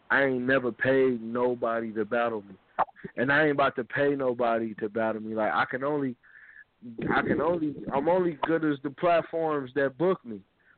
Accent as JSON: {"language": "English", "town": "Pontiac", "region": "Michigan", "country": "United States", "said": "I'm from the Yak, Pontiac, Michigan."}